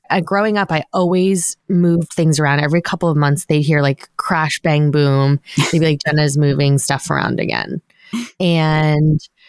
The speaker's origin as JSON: {"language": "English", "area": "Long Island", "region": "New York", "country": "United States", "tie": "born or raised there", "said": "I grew up on Long Island."}